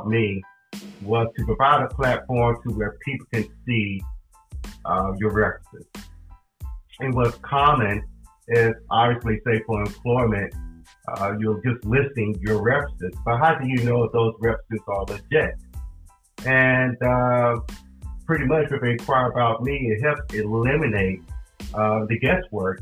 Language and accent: English; Charlotte, North Carolina, United States; also born or lived in Durham-Raleigh area, North Carolina; now in Durham-Raleigh, United States; I'm originally from Charlotte, North Carolina, and I came up here to the Durham-Raleigh area in 1990